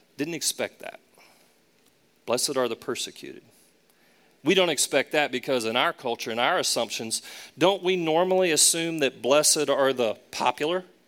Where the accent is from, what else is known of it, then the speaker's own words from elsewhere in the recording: Charlotte, North Carolina, United States; also born or lived in Raleigh, North Carolina / Boston, Massachusetts; Charlotte in particular, my hometown